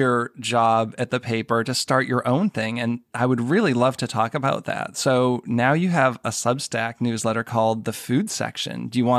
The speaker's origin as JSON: {"language": "English", "town": "Boston", "region": "Massachusetts", "country": "United States", "moved": "yes", "lives_now": "Maryland, United States", "said": "I live in Maryland outside of D.C., and I'm originally from the Boston area"}